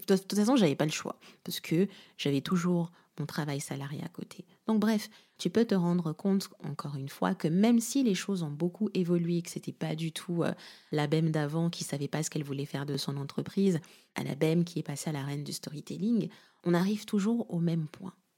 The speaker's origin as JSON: {"language": "French", "region": "Kinshasa", "country": "DR Congo", "tie": "born or raised there", "moved": "yes", "lives_now": "France", "said": "Kinshasa, ma ville natale"}